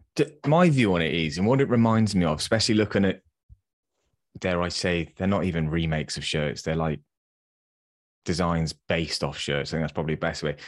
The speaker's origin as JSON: {"language": "English", "region": "England", "country": "United Kingdom", "said": "as English football fans"}